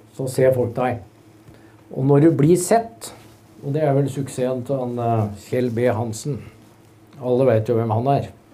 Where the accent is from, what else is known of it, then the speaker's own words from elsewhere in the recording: Hønefoss, Buskerud, Norway; Jeg er fra Hønefoss